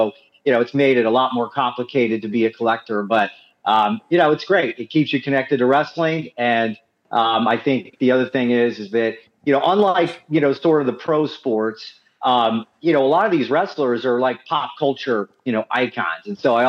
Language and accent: English; Orlando, Florida, United States; I'm 44 years old, and so I started watching wrestling in diapers. You know, I'm from Orlando, Florida